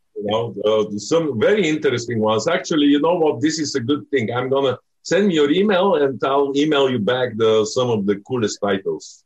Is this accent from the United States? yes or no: no; Bulgaria; moved away; I'm from Bulgaria